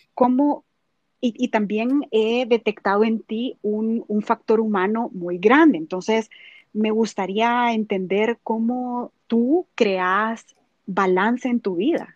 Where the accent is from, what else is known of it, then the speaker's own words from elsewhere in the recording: El Salvador; soy salvadoreña